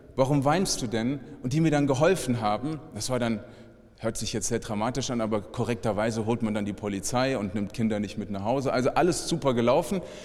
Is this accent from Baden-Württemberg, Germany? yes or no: no; Frankfurt, Hesse, Germany; ich komme aus Frankfurt